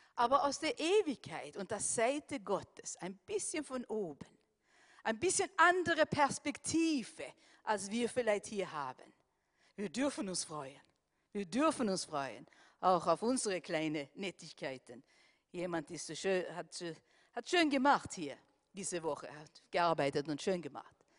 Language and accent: German; Sweden; now in Austria